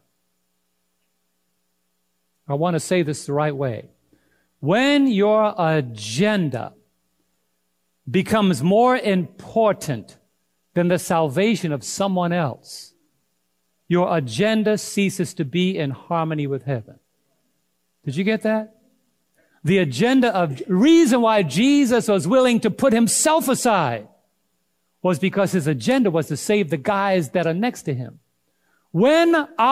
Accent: New York, United States; I'm from New York

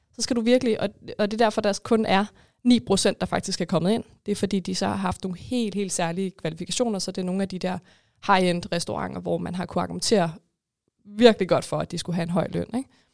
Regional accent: Denmark; som danskere

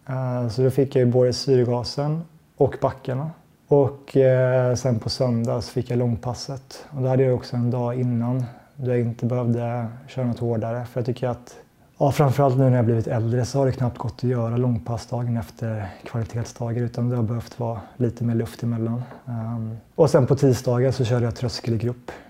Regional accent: Sweden; och som svensk så har man lite hamnat utanför den typen av sponsor, sponsortänk.

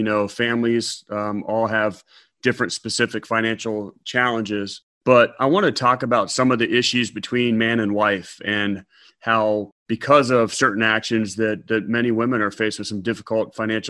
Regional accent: Ohio, United States; now in Georgia, United States; And I can only say that since I'm from Ohio.

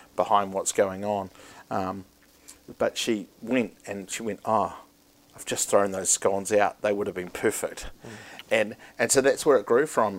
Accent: Christchurch, Canterbury, New Zealand; also born or lived in Auckland; I was born in Auckland, bred in Canterbury, so I've got the best uh, the best side of some things. But um, I grew up a lot of my life in, in Christchurch uh, as a kid

